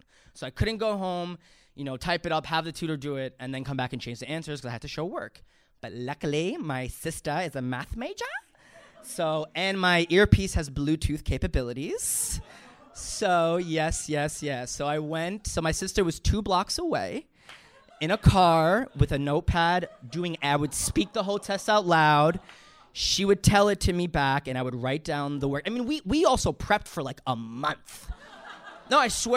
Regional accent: New York, United States; I'm from New York

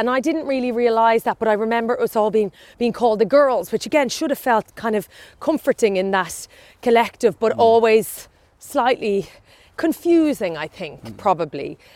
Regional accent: County Meath, Ireland; I grew up in Meath, Irish

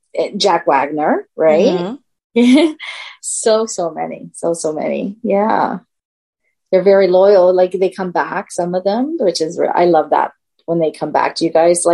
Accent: Canada; I'm from Canada

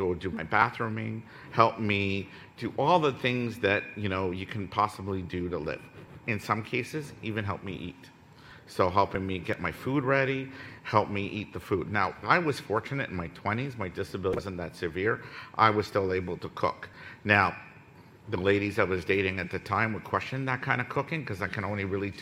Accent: Ottawa, Ontario, Canada; I come from Ottawa

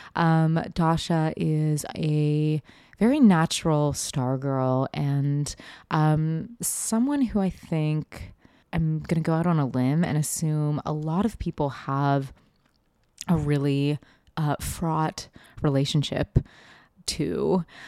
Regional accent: Seattle, Washington, United States; I grew up in Seattle in late nineties, early two thousands.

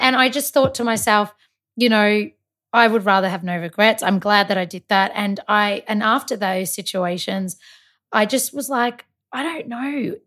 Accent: Malta; I'm Maltese

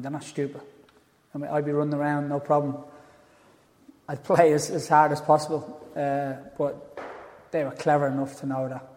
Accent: Dublin, Leinster, Ireland; All of us from my area where I was brought up in Tala.

